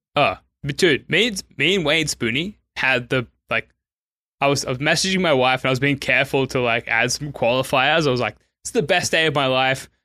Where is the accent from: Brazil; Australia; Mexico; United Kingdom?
Australia; Sydney, New South Wales; I'm from Sydney, Australia